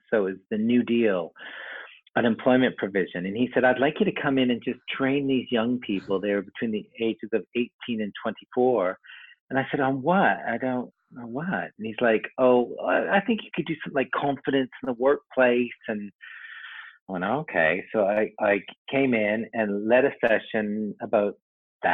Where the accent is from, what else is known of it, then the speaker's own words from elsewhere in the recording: Vancouver, British Columbia, Canada; moved away; I'm from Canada originally. I grew up in Vancouver